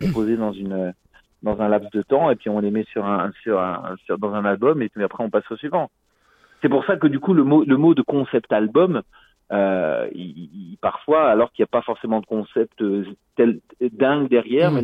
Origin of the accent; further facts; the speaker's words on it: France; now in Brussels, Belgium; je suis français d'origine mais j'habite à Bruxelles depuis une vingtaine d'années.